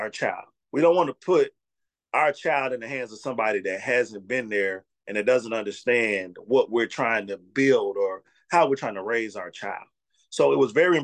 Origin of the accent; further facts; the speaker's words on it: Mississippi, United States; I'm from Mississippi